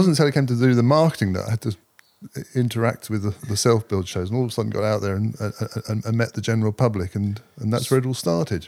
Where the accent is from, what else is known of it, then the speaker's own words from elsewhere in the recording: Cambridge, East of England, United Kingdom; I was working in a small development business in Cambridge, my hometown. I've always been based in Cambridge.